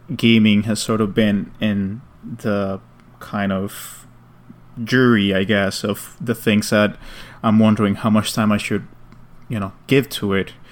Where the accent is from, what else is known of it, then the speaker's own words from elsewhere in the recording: New York City, New York, United States; as a New Yorker